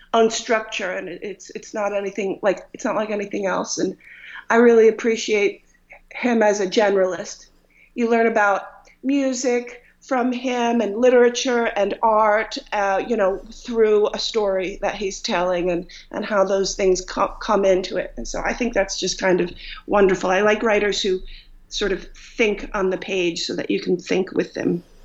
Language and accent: English; Dix Hills, New York, United States; now in Long Island, United States; I was born uh, and raised in Long Island, and um, in Dix Hills